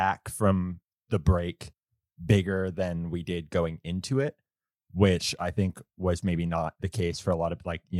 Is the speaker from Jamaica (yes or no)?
no; Windsor, Ontario, Canada; moved away; also born or lived in Toronto; So I'm from Windsor. That's where we okay. live now. It's the city right beside Detroit.